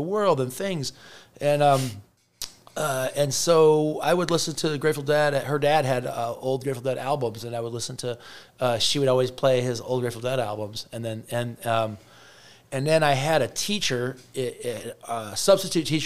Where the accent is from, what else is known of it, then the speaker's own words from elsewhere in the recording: Northwest Indiana, United States; moved away; I grew up in Northwest Indiana